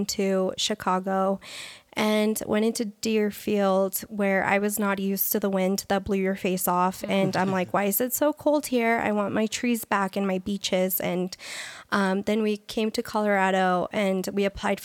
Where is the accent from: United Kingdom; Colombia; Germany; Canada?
Colombia; now in United States; I was born in Colombia